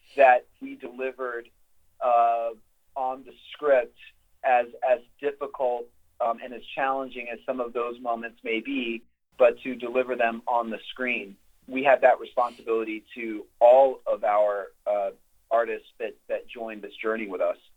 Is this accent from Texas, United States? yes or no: yes; Texas, United States; my home state of Texas